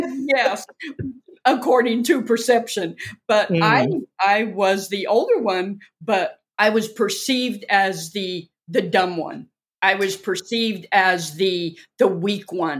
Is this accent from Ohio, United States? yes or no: no; Orange County, Southern California, United States; moved away; also born or lived in Inglewood, California; I'm originally from Southern California. Born in Inglewood. And raised in Orange County